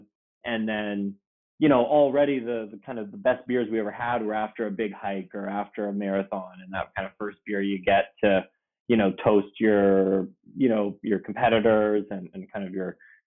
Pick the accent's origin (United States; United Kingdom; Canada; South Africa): Canada; Oakville, Ontario; Michael and I, you know, we grew up in Oakville, kind of small town just west of Toronto